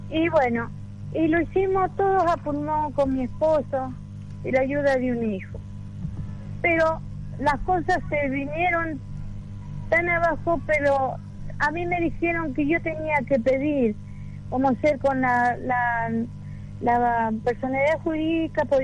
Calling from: Villa Larca, San Luis, Argentina; Yo estoy en la provincia de San Luis, en un pueblito que se llama Villa Larca. está retirado de la ciudad de San Luis.

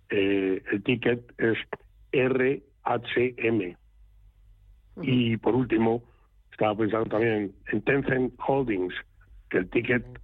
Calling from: Valencia, Valencian Community, Spain; Hola, buenos días … de Valencia.

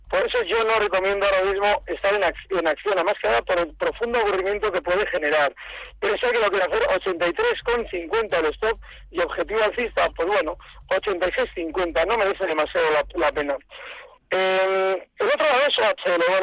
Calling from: Vitoria, Basque Country, Spain; de Vitoria.

